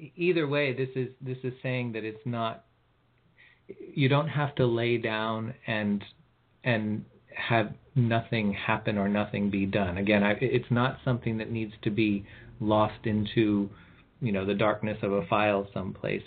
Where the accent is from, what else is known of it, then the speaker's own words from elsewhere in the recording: California, United States; I'm from California